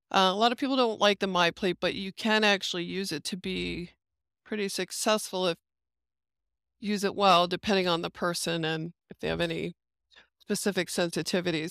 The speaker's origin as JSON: {"language": "English", "country": "United States", "said": "being American"}